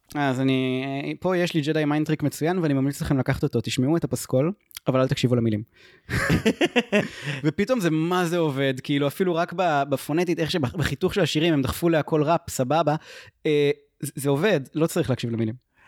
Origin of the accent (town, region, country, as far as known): Israel